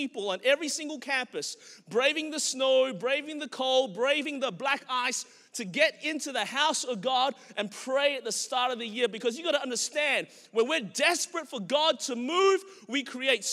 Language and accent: English; Melbourne, Victoria, Australia; born or raised there; now in Anderson, United States